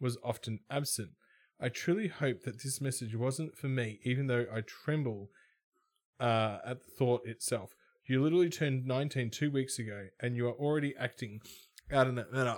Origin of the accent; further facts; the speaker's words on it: Melbourne, Victoria, Australia; I'm from Melbourne